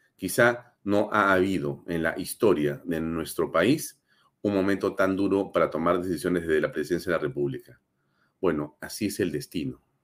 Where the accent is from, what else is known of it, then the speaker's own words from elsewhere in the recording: Peru; la política que queremos la mayoría de peruanos